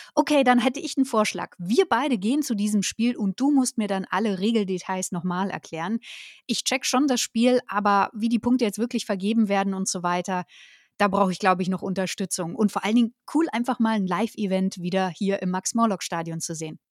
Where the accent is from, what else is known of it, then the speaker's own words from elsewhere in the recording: Berlin, Germany; Ich komme ja aus Berlin